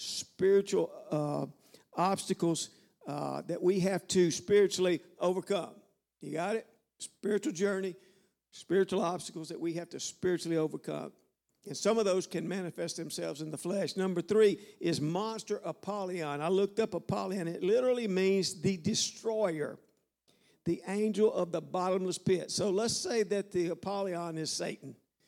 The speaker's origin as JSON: {"language": "English", "region": "the South", "country": "United States", "said": "I'm from the South, all right? I can talk about dogs and frogs and swamps, okay?"}